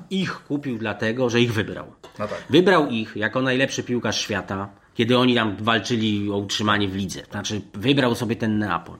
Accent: Poland; ja też się nie przyznawałem, że jestem z Polski nigdy

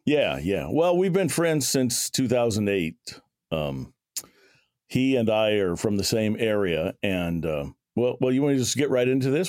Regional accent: near Shreveport, Louisiana, United States; I'd go over to Shreveport, which is about a forty-five minute drive from my hometown

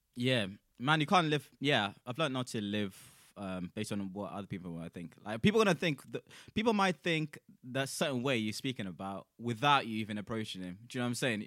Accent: South Africa; now in United Kingdom; I'm South African as well

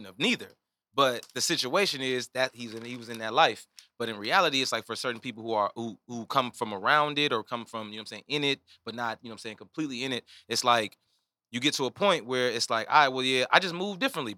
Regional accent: Chicago, Illinois, United States; now in Los Angeles, United States; I come from Chicago.

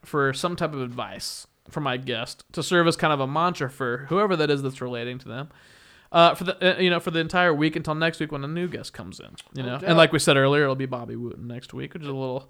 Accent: Wichita, Kansas, United States; And I'm from Wichita, Kansas, which is also different.

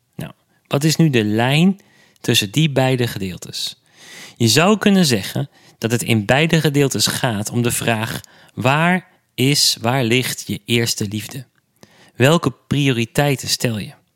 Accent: Enschede, Overijssel, Netherlands; mijn geboortestad Enschede

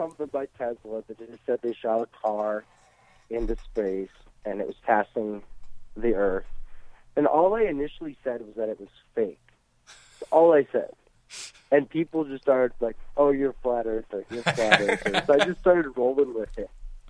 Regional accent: Massachusetts, United States; Obviously, we're both from Massachusetts.

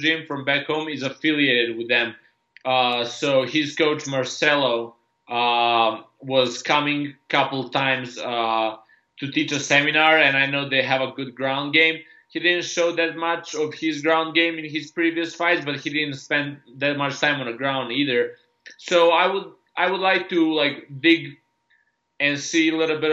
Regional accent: Serbia; I just grew up in Serbia, or I was born and raised in Yugoslavia before the war

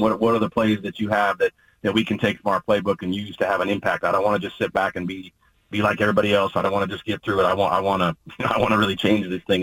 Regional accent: Oregon, United States; what I consider to be my home state school, where, where my wife's from, and, and, really where my formative years were spent

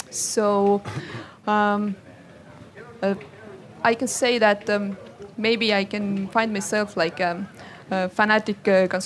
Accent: Estonia; I'm Estonian.

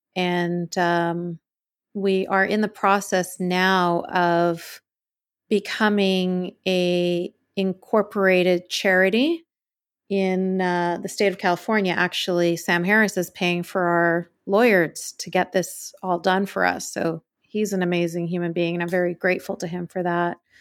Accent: Canada; I was born and raised in Canada.

